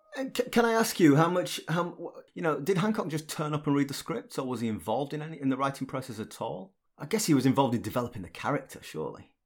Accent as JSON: {"language": "English", "town": "Barnsley", "region": "Yorkshire and the Humber", "country": "United Kingdom", "tie": "born or raised there", "said": "growing up in Barnsley, working class"}